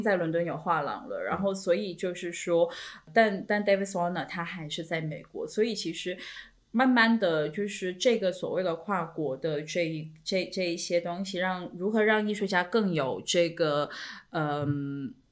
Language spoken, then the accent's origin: Chinese; China; 我们中国人